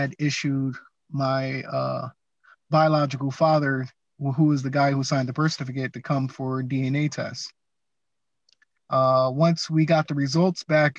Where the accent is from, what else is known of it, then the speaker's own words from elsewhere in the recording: Atlantic City, New Jersey, United States; moved away as an adult; I'm born and raised in Atlantic City, New Jersey. Moved out of there, I want to say, after like 19 years.